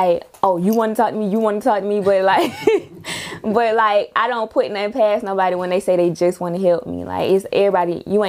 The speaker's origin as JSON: {"language": "English", "town": "Atlanta", "region": "Georgia", "country": "United States", "tie": "born or raised there", "said": "I'm from Zone 3."}